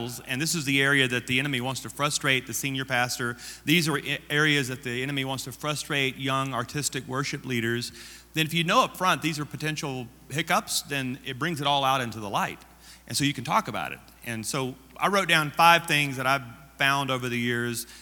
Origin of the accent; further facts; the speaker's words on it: Louisiana, United States; I am from Louisiana.